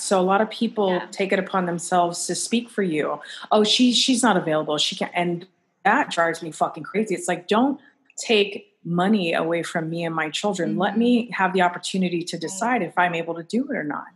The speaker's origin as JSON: {"language": "English", "region": "Hawaii", "country": "United States", "moved": "yes", "said": "I'm originally from Hawaii. So, like, that's just part of my essence"}